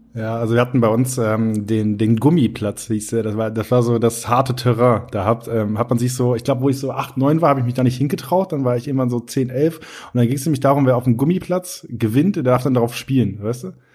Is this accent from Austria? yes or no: no; Northern Germany, Germany; moved away; ich komme ja aus Norddeutschland gebürtig